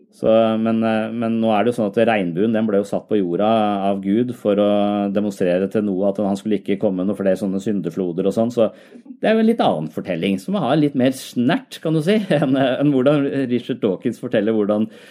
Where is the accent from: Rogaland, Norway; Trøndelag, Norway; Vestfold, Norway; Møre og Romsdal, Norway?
Vestfold, Norway; Tønsberg; jeg er jo fra Tønsberg selv